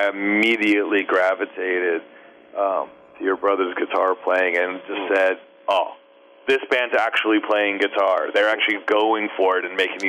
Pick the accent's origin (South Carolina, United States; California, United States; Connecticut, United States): California, United States; Southern; I'm from Southern California